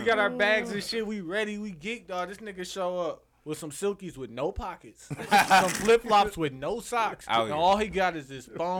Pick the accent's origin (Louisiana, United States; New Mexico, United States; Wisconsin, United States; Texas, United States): Wisconsin, United States; Milwaukee; Since we are from Milwaukee